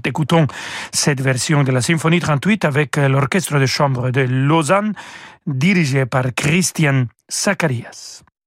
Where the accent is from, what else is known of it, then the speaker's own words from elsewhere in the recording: Mexico; French is a second language; je suis né au Mexique